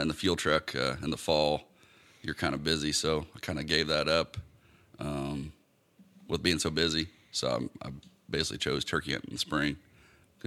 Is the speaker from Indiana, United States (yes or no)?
yes; New Castle, Indiana, United States; I was born in Newcastle, Indiana